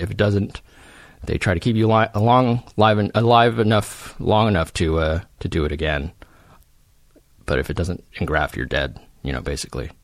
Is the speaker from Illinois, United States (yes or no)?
no; Silicon Valley, California, United States; I grew up in Silicon Valley.